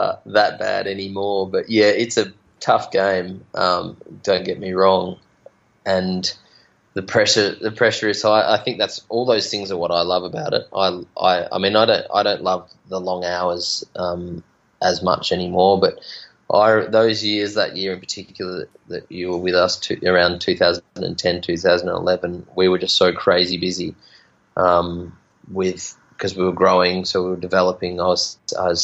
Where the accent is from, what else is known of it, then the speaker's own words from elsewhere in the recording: Bendigo, Victoria, Australia; now in Margaret River, Australia; I grew up in Bendigo